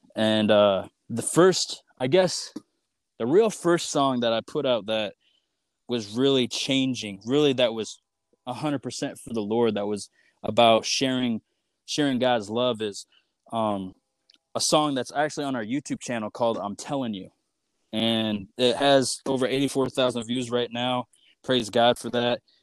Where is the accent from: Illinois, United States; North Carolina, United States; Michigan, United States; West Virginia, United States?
Michigan, United States; moved away as an adult; also born or lived in Lawrence, Kansas; I'm from Michigan, and the college I went to is in Lawrence, Kansas.